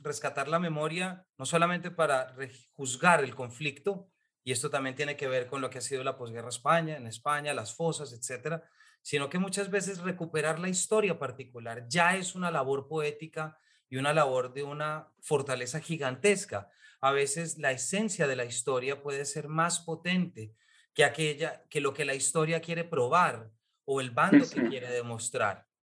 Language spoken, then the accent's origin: Spanish; Colombia; como lector colombiano